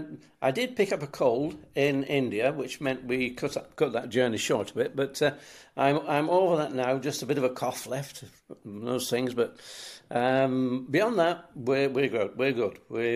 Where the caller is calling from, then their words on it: England, United Kingdom; Well, today we're back in England because we, Julie and I, we do travel an awful lot these days.